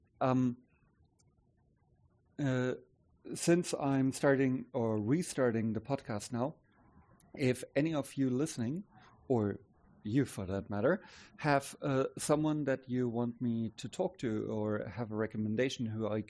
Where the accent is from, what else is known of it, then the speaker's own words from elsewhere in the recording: Stuttgart, Baden-Württemberg, Germany; moved away; the town where I'm originally from Stuttgart in the south